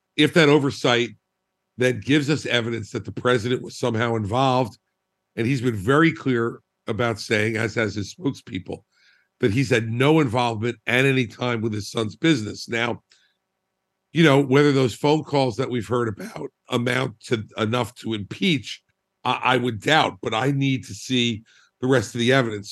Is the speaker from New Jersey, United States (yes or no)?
yes; New Jersey, United States; I'm a Republican from New Jersey